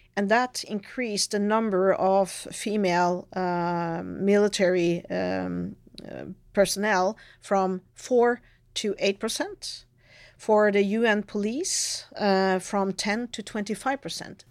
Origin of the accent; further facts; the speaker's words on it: Norway; coming from Norway